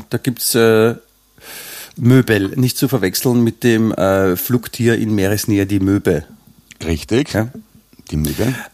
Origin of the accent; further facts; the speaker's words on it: Vienna, Austria; now in Grado, Italy; Ich bin in Grado gemeldet, aber und Deutscher, aber ein echter Wiener.